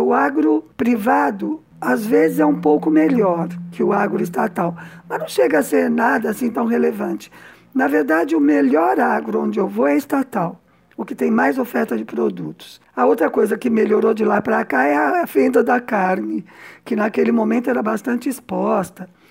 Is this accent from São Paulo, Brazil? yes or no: yes; São Paulo, Brazil; moved away as an adult; now in Cuba; Aqui sim eu estou falando como paulista